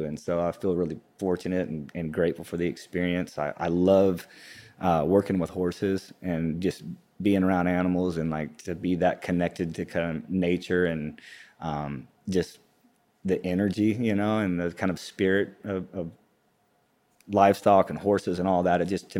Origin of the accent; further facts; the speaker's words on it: Texas, United States; also born or lived in Hobbs, New Mexico; I'm originally, I was born in Hobbs, New Mexico, grew up in West Texas, around Midland and Odessa, and kind of all over Texas. My family moved around quite a bit.